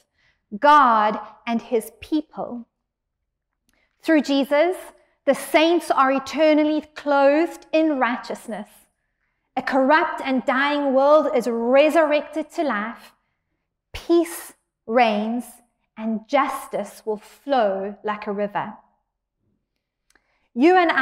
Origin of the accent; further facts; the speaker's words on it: South Africa; now in San Diego, United States; I'm from South Africa, but can we say that I'm also from San Diego?